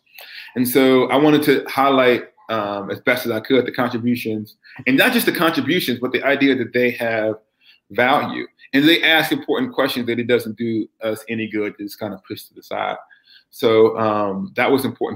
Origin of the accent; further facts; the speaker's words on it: the American South, United States; accent: American; the blackest event of my Southern life was when I was a kid